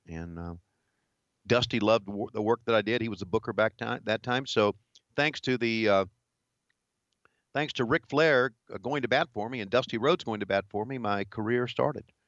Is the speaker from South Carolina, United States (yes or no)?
no; Virginia, United States; moved away as an adult; also born or lived in Charlotte, North Carolina; growing up in Virginia